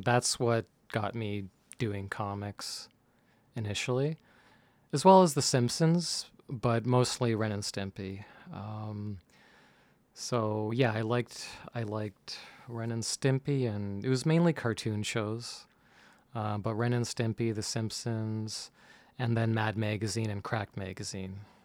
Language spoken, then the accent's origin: English; Mississauga, Ontario, Canada; now in Toronto, Canada; I grew up in Mississauga, so just a little west from here